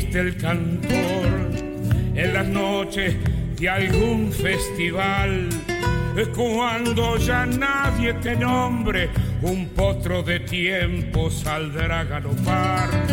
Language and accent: Spanish; Buenos Aires Province, Argentina; mi pueblo, querido, provincia de Buenos Aires